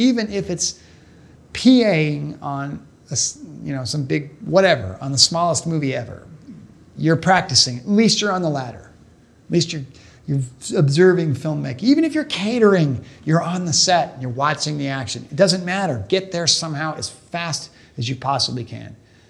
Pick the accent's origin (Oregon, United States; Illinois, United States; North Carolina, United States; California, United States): Oregon, United States; Portland; I grew up in Portland, Oregon. The Goonies were shot in Astoria.